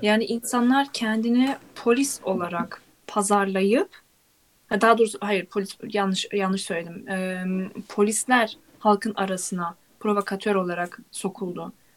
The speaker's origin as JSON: {"language": "Turkish", "country": "Turkey", "said": "biz hala Türkiye'yiz"}